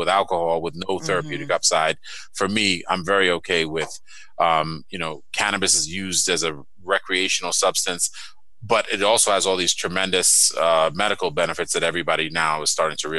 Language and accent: English; New York City, New York, United States; moved away; I'm from Brooklyn and Queens in New York City.